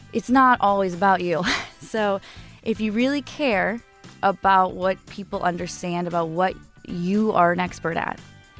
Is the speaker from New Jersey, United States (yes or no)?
no; Las Vegas, Nevada, United States; also born or lived in Simi Valley; So I was born in Simi Valley, California, but I actually grew up in Las Vegas, outside of Las Vegas.